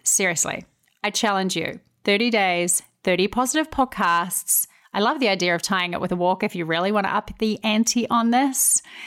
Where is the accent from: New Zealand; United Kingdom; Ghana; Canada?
New Zealand; moved away as an adult; now in United States; I'm originally from New Zealand.